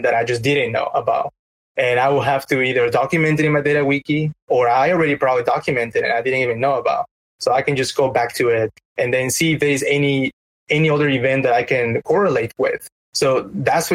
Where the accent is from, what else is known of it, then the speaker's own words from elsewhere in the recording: Peru; moved away; I'm from Peru